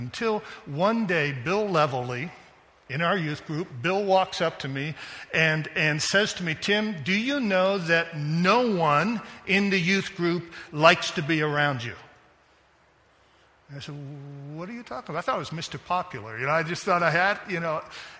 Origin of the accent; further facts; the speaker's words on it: Japan; I was going to say I grew up in Japan, but I do see some Chinese folks here, and maybe I better just be quiet on the ping pong.